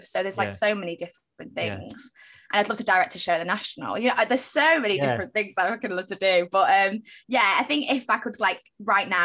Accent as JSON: {"language": "English", "town": "Manchester", "region": "North West England", "country": "United Kingdom", "said": "I am from Manchester. I have this accent."}